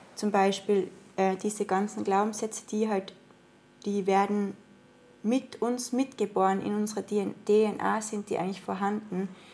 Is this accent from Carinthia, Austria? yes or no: no; Innsbruck, Tyrol, Austria; accent: Austrian dialect; moved away as an adult; now in Portugal; ich komme aus Tirol in Österreich, bin in Innsbruck geboren und ähm, war eigentlich einen Großteil meines Lebens auch dort